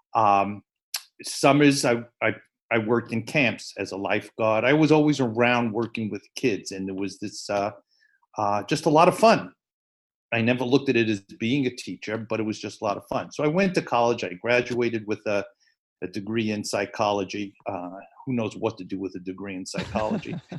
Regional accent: New York City, New York, United States; I grew up in the Bronx. Uh, I went to public school in the Bronx, PS 56

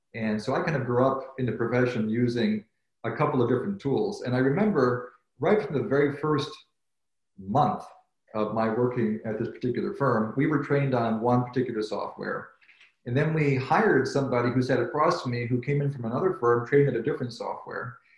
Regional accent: Chicago, Illinois, United States; also born or lived in Cambridge, United Kingdom / New Haven, Connecticut; I was born and raised in the Chicago area of uh, United States

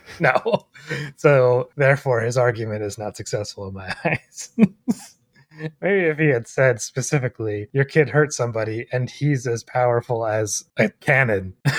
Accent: United States; I'm ethnically Irish, I'm an American

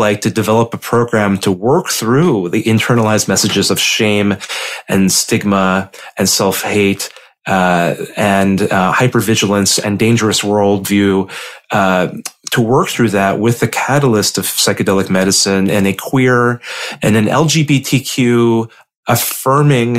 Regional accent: Indiana, United States; young gay boys like me, growing up in Indiana

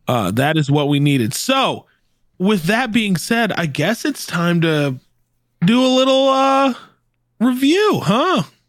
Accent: the South, United States; I grew up in the South

